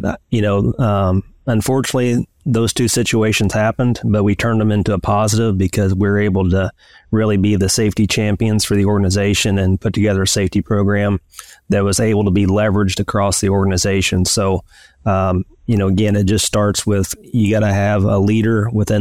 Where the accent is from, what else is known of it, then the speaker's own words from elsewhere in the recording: Northeast Missouri, United States; I grew up in Northeast Missouri and went to University of Missouri